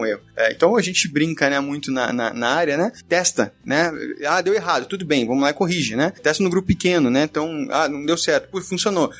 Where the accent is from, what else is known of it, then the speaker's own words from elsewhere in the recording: Curitiba, Paraná, Brazil; now in São Paulo, Brazil; eu também sou curitibano